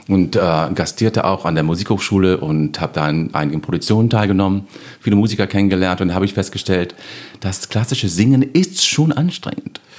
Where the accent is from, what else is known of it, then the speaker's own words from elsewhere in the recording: United States; German is a second language; ich bin Amerikaner, ich habe einen amerikanischen Pass.